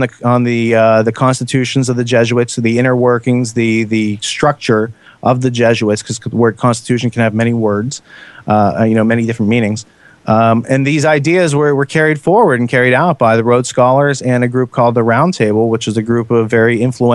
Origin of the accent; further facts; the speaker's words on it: United States; as an American